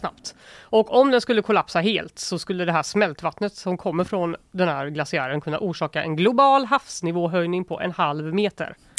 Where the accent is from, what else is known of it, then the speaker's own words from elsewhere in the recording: Gothenburg, Västra Götaland, Sweden; jag är från Göteborg